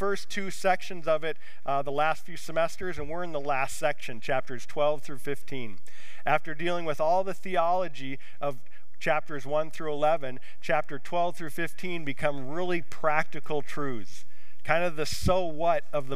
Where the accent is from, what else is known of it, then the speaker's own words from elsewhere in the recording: United States; as American Christians